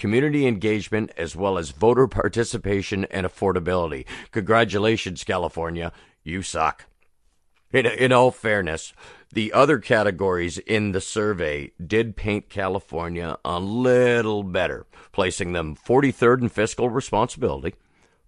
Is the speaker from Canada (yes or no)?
yes; Canada; as a Canadian